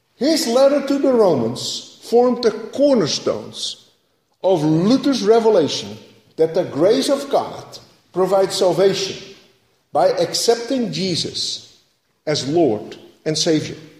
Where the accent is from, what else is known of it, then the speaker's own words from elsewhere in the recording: Netherlands; moved away; growing up in Holland, I remember going to the church in the middle of the town